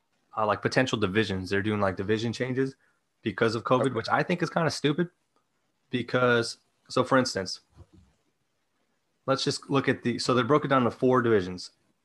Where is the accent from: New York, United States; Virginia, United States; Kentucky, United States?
New York, United States; my hometown team, the one that I'm saying is winning it all, it's the New York Rangers